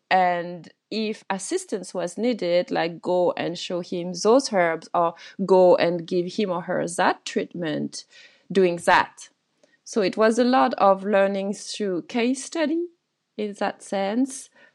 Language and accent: English; France; growing up in France, in this little family